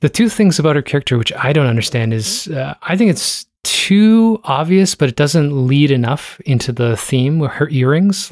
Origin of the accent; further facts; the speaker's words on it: Toronto, Ontario, Canada; I was raised in Toronto and, uh, I don't speak Korean